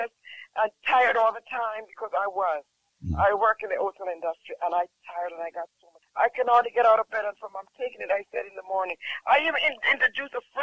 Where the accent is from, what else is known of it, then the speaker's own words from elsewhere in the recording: Jamaica; I'm from Jamaica.